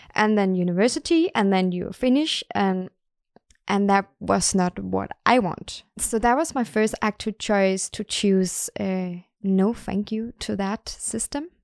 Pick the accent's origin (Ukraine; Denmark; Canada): Denmark; now in Sweden; I am from Denmark